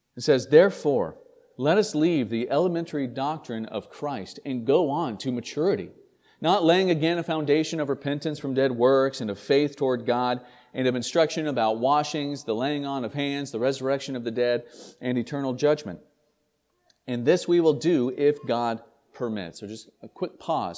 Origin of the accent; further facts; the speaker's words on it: East Tennessee, United States; now in St. Albans, Vermont, United States; I grew up in Tennessee, in, in East Tennessee